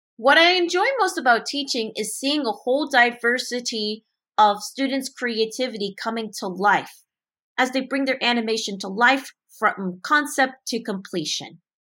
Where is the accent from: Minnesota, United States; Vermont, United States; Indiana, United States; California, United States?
California, United States; Montrose; my hometown in Montrose, California